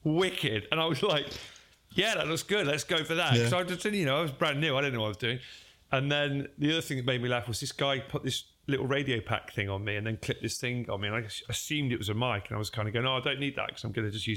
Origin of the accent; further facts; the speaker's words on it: Derby, East Midlands, United Kingdom; we're both from Derby